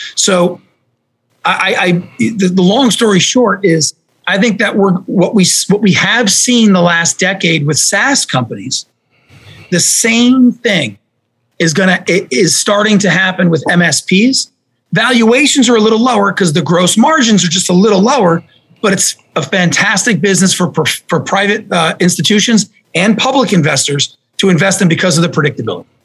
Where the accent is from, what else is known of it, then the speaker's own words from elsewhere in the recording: New Jersey, United States; I grew up in New Jersey